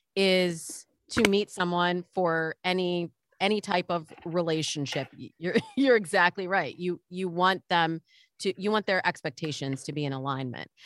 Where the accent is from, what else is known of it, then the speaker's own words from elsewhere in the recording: Midwest, United States; I grew up in the Midwest